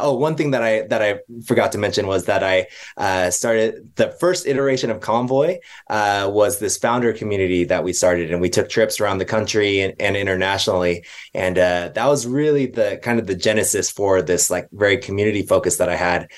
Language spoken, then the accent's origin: English; Bay Area, California, United States; also born or lived in Hong Kong; now in Utah, United States; I grew up in the Bay Area